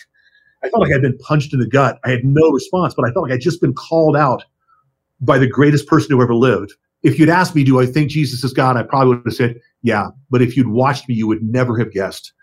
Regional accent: Ventura, California, United States; moved away as an adult; also born or lived in Louisiana; now in Colorado, United States; Went home to my hometown in Ventura, California

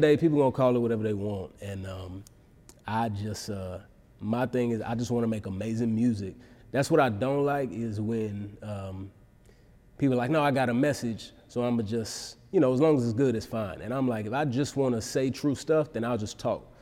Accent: Dallas, Texas, United States; moved away as an adult; grew up in Dallas, and I, you know, I moved back to Dallas about four years ago.

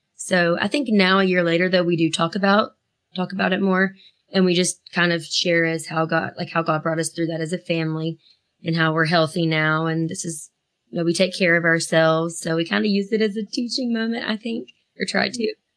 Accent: Asheville, North Carolina, United States; we grew up in Asheville, North Carolina.

